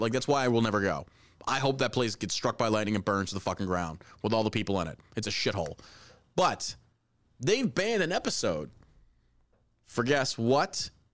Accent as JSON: {"language": "English", "town": "Beaumont", "region": "Texas", "country": "United States", "tie": "born or raised there", "also_born_or_lived": "Galveston, Texas", "said": "I was born in Galveston, and I grew up in Beaumont, Texas"}